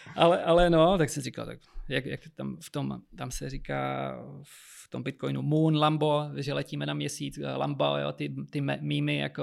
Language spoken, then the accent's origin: Czech; Moravia, Czechia; moved away; já pocházím z Moravy